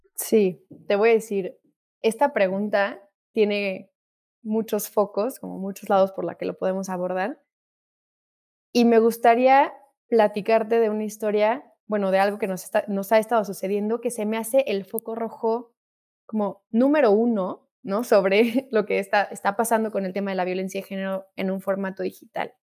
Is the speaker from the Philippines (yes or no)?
no; Mexico; como mexicanos